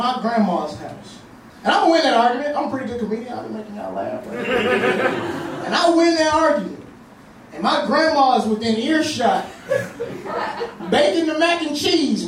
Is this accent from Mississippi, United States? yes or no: yes; Mississippi, United States; I'm from the South, I'm from Mississippi